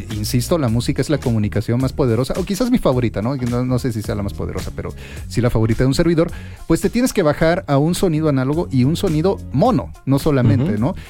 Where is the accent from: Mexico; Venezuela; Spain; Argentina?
Mexico; Minatitlán, Veracruz; a mi natitlán, a mi tierra natal que pues por eso uno también es fandanguero